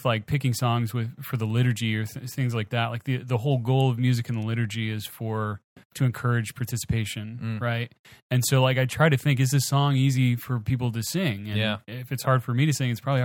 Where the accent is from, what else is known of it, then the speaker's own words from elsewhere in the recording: Baton Rouge, Louisiana, United States; I'm from Baton Rouge